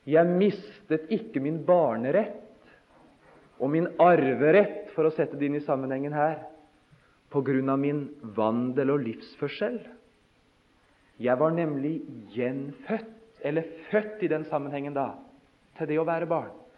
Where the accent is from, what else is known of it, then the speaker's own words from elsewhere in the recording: Notodden, Vestfold og Telemark, Norway; hjemme på Notodden da jeg var guttunge